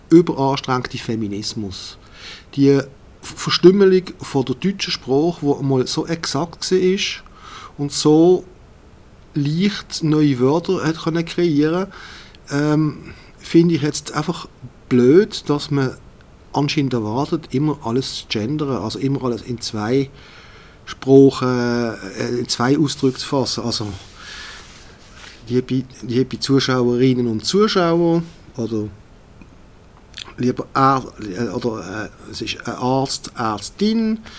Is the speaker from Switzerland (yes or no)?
yes; Switzerland; Ich bin auch Schweizer in erster Linie.